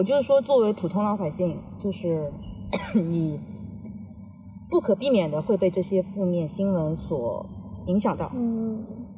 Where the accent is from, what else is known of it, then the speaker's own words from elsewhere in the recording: Shanghai, China; 所以我很爱我的城市的，其实，然后也很自豪我是呃出生在上海，然后长大在上海，就是很爱这个城市嘛。